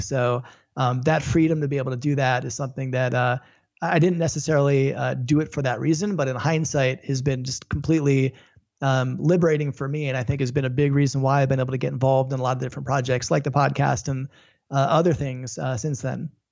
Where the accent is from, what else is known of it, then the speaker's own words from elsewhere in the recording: Florida, United States; moved away; also born or lived in Los Angeles; I grew up in Florida watching all the shuttles take off